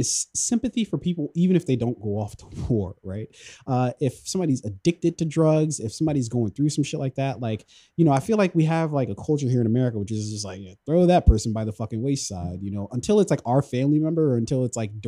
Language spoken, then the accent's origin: English; Columbia, Maryland, United States; I grew up in Columbia, Maryland